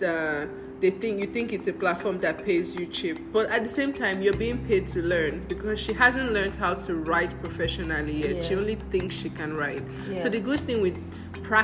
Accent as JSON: {"language": "English", "country": "Nigeria", "also_born_or_lived": "Ghana", "moved": "as an adult", "said": "And I'm Nigerian. I'm African"}